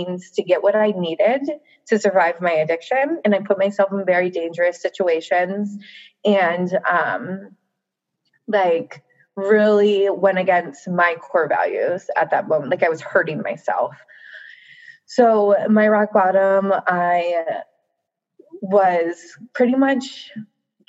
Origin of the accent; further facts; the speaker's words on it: Baltimore, Maryland, United States; moved away as an adult; I'm from Baltimore. I'm like 5 hours away from that now. And I never went back home